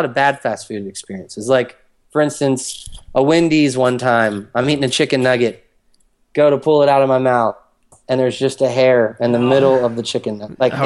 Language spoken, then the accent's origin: English; Maryland, United States; moved away as an adult; also born or lived in Georgia; my upbringing in Maryland